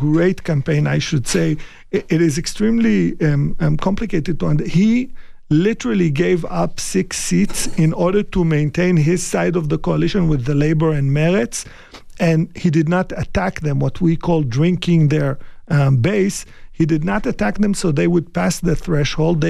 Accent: Iraq; moved away; I was born in Iraq

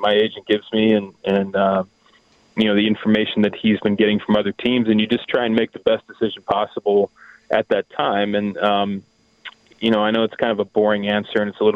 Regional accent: Cincinnati, Ohio, United States; I grew up in the Cincinnati area

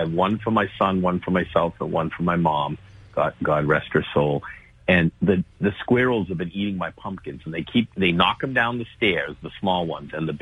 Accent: New Bedford, Massachusetts, United States; I always feel proud and very fortunate to represent my hometown

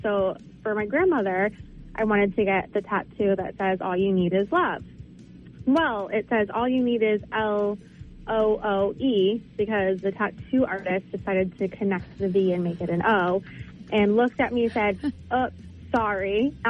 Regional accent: Saco, Maine, United States

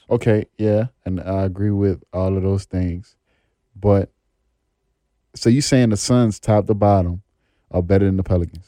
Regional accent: New Orleans, Louisiana, United States; I'm from New Orleans, too

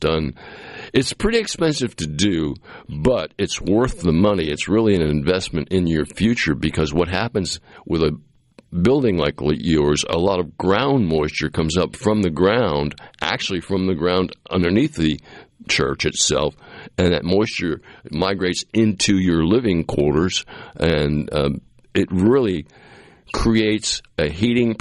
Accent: Cape Cod, Massachusetts, United States; now in Mississippi, United States; I grew up in Massachusetts on Cape Cod

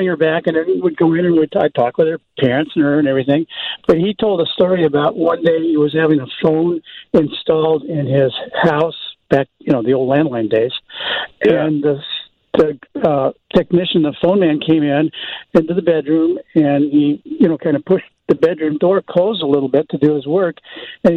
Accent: Los Angeles, California, United States; I grew up in Hollywood, and our house was in the Hollywood Hills.

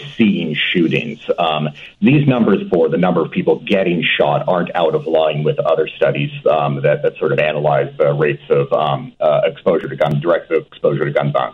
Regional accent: Oregon, United States; moved away as an adult; also born or lived in Seattle, Washington; now in Cambridge, United Kingdom; I'm originally from Oregon, and I did my PhD and used to live in Seattle.

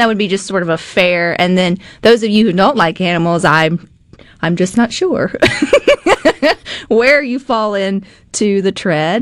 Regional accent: the South, United States; Southerners, we're nosy by nature

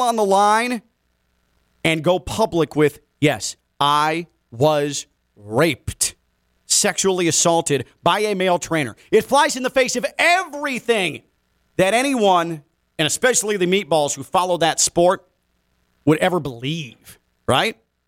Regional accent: Chicago, Illinois, United States; growing up in Chicago and in the Chicago area

